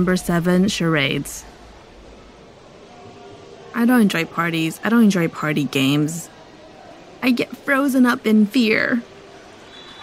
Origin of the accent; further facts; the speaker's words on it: Los Angeles, California, United States; I'm from Los Angeles